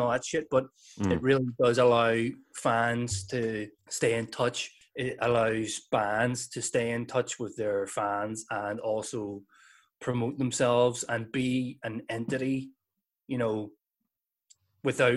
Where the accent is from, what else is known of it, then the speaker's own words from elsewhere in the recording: Northern Ireland, United Kingdom; we're from the North of Ireland